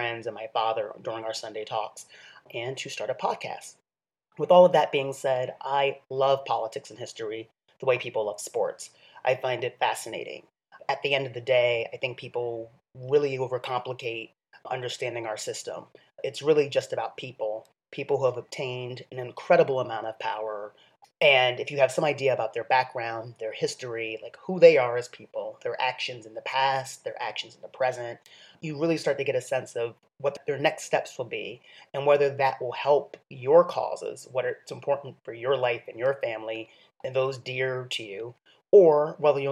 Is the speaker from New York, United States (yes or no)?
yes; New York City, New York, United States; I'm a New Yorker